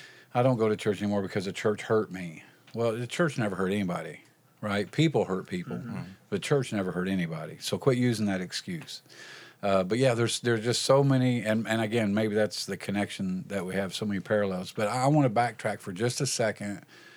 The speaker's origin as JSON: {"language": "English", "region": "Indiana", "country": "United States", "said": "I was like, I no, I'm not going to West Virginia. I'm from Indiana."}